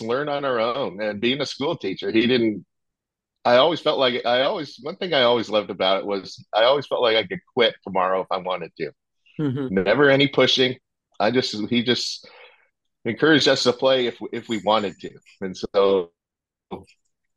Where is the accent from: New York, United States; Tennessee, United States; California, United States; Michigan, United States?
California, United States; San Diego; I grew up in San Diego